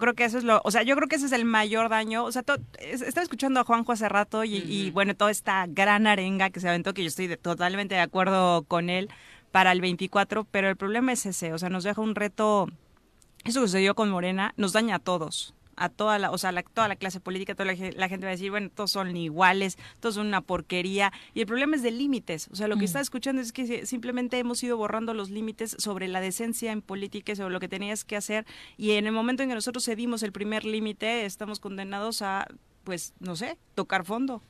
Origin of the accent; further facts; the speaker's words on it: Mexico; como mexicana